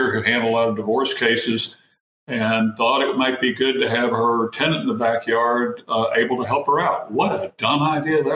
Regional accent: East Tennessee, United States; I was born and raised in East Tennessee in a small town.

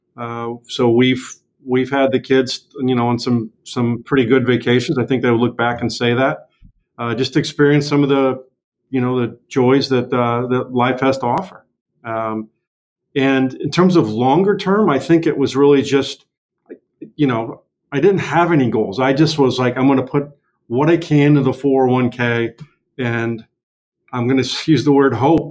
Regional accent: St. Louis, Missouri, United States; moved away as an adult; I was born and raised in St. Louis

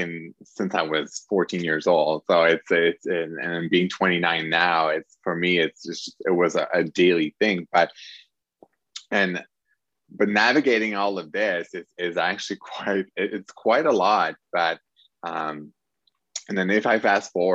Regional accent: Quebec, Canada; I come from Quebec, Canada

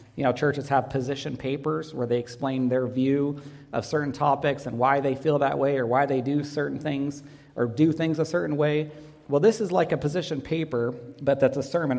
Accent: Northern California, United States; Katie and I grew up together in Northern California, attended a small school.

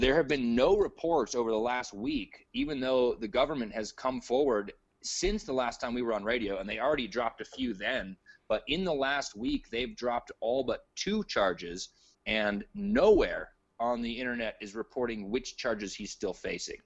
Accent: United States; me as an American

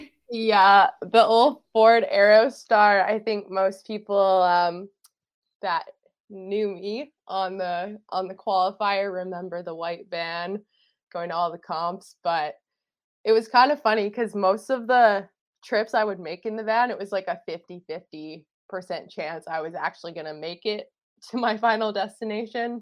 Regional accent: Fernie, British Columbia, Canada; also born or lived in Vancouver Island; now in Squamish, Canada; I grew up in Fernie and now I live in Squamish.

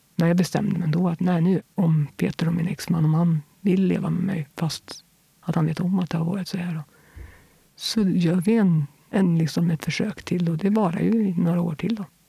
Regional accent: Kil, Värmland, Sweden; also born or lived in Fotö; jag inflyttade till Kil när jag var alldeles strax innan jag fyllde tre år

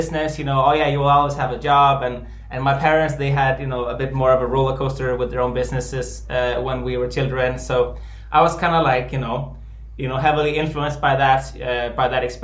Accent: Denmark; moved away as an adult; I'm an Icelander, but I was born and raised in Denmark. So both my parents are Icelandic, and I was born in Denmark, and I grew up there and lived there until I was 27.

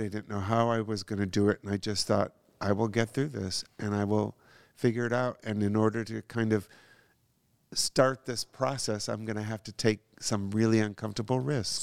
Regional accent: Madison, Wisconsin, Niles, Michigan, Midwest, United States; moved away as an adult; also born or lived in Minneapolis, Minnesota / Trempealeau, Wisconsin; now in California, United States; I was born in Minneapolis, Minnesota, kinda grew up in, um, Madison, Wisconsin, and then, uh, Niles, Michigan

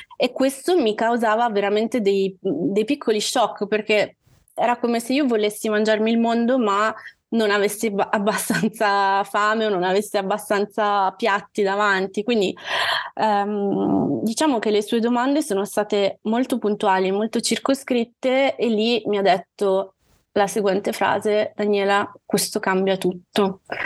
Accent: Calabria, Italy; moved away as an adult; now in Milan, Italy; vivo a Milano, ma sono calabrese. Vivo a Milano ormai da quasi 18 anni. Mi sono trasferita qui per gli studi universitari

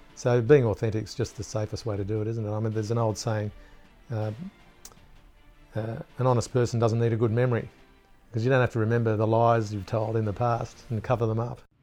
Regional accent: Gosford, New South Wales, Australia; born or raised there

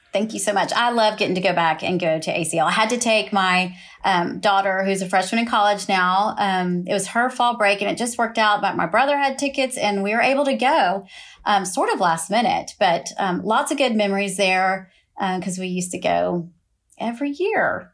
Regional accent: Austin, Texas, United States; moved away; we are both from Austin, Texas.

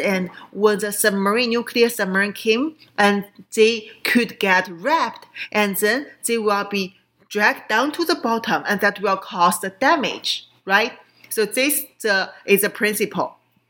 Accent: Qingdao, Shandong, China; moved away; my hometown, Qingdao, in Shandong province

